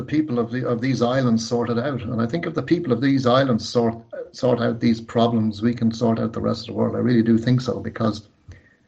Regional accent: Ireland

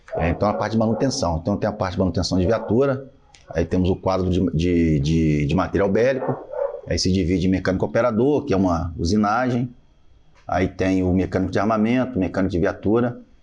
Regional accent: Rio de Janeiro, Brazil; moved away as an adult; now in Jundiaí, Brazil; Cara, eu sou do Rio

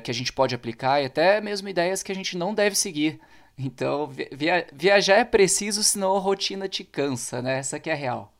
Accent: interior of São Paulo, Brazil; moved away as an adult; Eu sou paulista, né, cara? na verdade do interior de São Paulo, e tô aqui fazem 10 anos.

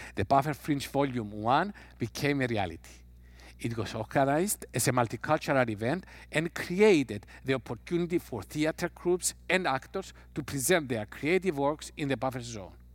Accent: Cyprus; I'm coming from Cyprus

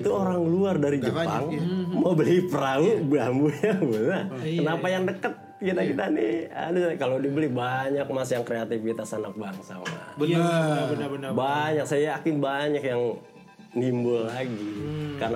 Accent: India; Indonesian is a second language; now in Indonesia; Uh, India. Orang

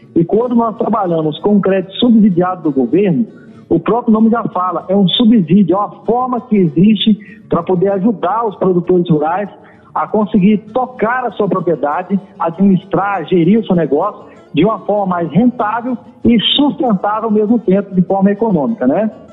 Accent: Muniz Freire, Espírito Santo, Brazil; do distrito de onde eu vim, que é Piaçu, que pertence a Muniz Freire, né, que é um município do Espírito Santo

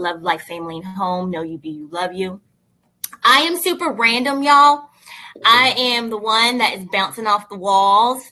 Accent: East Tennessee, United States; moved away as an adult; also born or lived in Memphis, Tennessee; now in Virginia, United States; I was born and raised in East Tennessee.

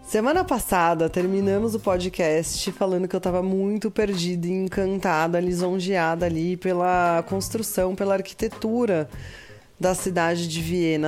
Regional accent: Brazil; pra gente aqui do Brasil

